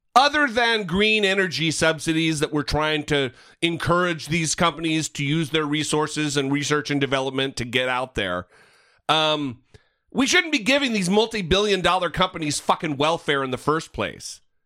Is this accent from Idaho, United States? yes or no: yes; northern Idaho, United States; my hometown in northern Idaho